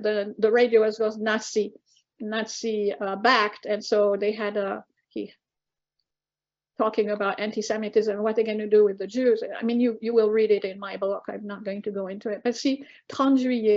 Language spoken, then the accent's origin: English; Casablanca, Casablanca-Settat, Morocco; I was born in 47 and my brother was born in 49 in Casablanca, as British citizens